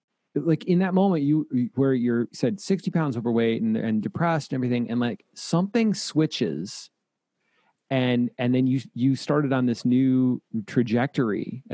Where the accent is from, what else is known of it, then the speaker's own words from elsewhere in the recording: Toledo, Ohio, United States; now in Austin, United States; we're both born and raised in Toledo.